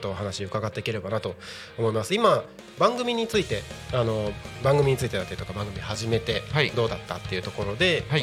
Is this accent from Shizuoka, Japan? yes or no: no; Takko, Aomori, Japan; now in Tako, Chiba, Japan; 僕の出身地である青森県田子町